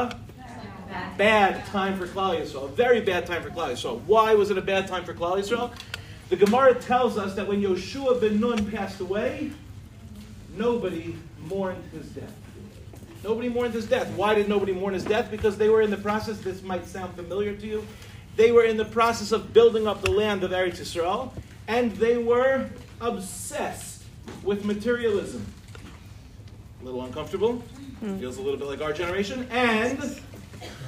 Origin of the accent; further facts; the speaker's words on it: Lawrence, New York, United States; also born or lived in Far Rockaway, New York; I grew up in Lawrence